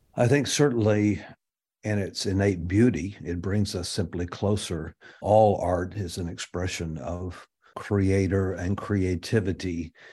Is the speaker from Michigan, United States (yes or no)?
no; Texas, United States; growing up in Texas, I was just far enough away from the Southeast and Atlanta influence